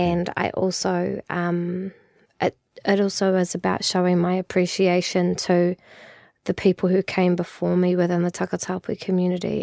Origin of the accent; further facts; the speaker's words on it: New Zealand; we came from the Pacific as Māori